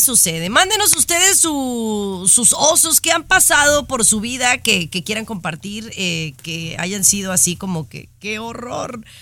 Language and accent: Spanish; Mexico; now in United States; Yo soy mexicana de nacimiento